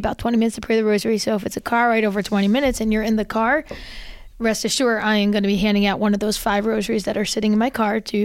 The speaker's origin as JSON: {"language": "English", "region": "New Jersey", "country": "United States", "moved": "yes", "lives_now": "South Jersey, United States", "said": "I'm originally from North Jersey, Archdiocese of Newark"}